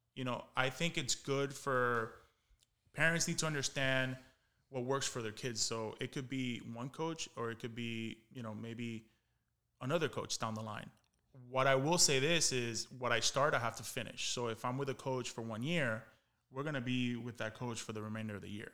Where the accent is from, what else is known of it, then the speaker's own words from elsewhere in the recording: Miami, Florida, United States; I was from Miami. Like, I took pride saying that I played Little League in Miami